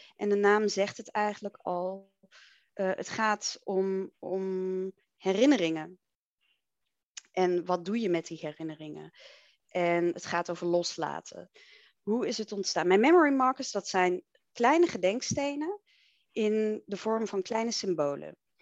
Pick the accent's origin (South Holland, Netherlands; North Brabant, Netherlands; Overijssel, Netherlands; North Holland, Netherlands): Overijssel, Netherlands; Enschede; Ik ben opgegroeid in Enschede, in het oosten des lands.